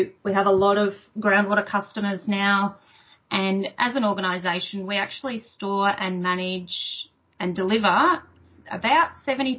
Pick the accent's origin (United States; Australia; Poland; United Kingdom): Australia; Tatura, Victoria; I grew up on a dairy farm just in the Goulburn Valley here, just out of Tatura